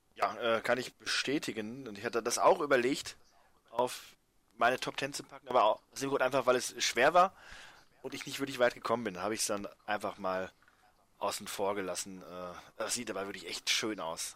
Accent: Germany

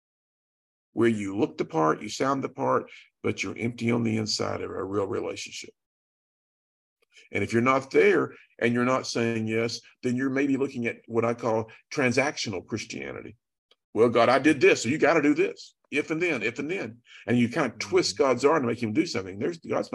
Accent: Chattanooga, Tennessee, United States; I'm from Chattanooga

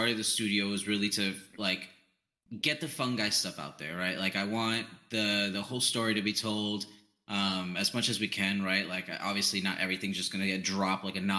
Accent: New York, United States; when I was growing up in New York, there's we had a bakery

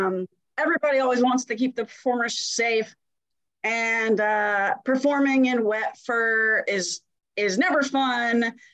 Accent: Jacksonville, Florida, United States; born there; I was born in Jacksonville, Florida.

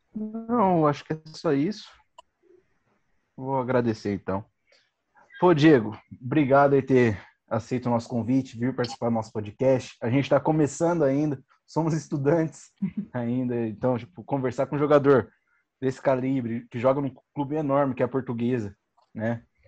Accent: Campinas, São Paulo, Brazil; nós somos aqui de Campinas

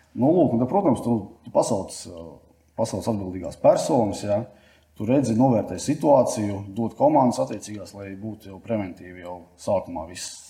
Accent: Latvia; mēs no Latvijas aizbraucām

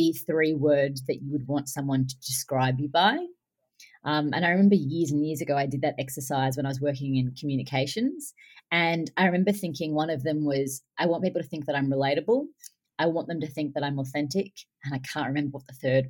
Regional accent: Australia; I'm Australian

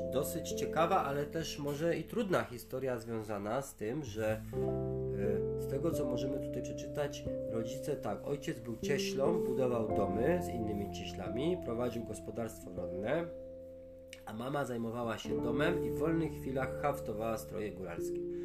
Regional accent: Tatras, Lesser Poland, Poland; u nas w Tatrach

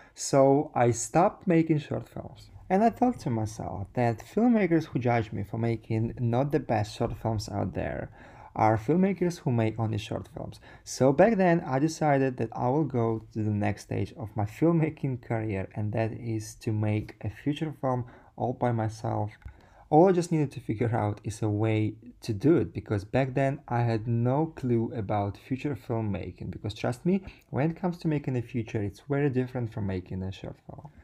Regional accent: Sardinia, Italy; moved away; also born or lived in Ukraine; I was born in Ukraine, and then my family moved to Sardinia

